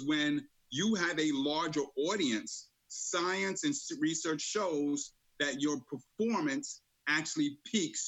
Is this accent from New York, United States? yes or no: yes; New York City, New York, United States; Born and raised in the streets of Brooklyn.